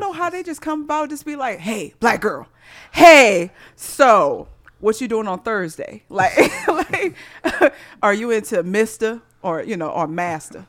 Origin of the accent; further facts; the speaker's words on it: Missouri, United States; growing up in Missouri